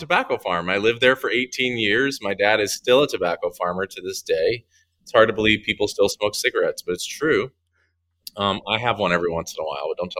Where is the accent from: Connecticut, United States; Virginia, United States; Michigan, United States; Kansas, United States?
Virginia, United States; Ringgold; moved away as an adult; also born or lived in New York City, United States; now in Atlanta, United States; I actually grew up in Ringgold, Virginia, which is the county version okay. of the city. The city was Danville, but I grew up in Ringgold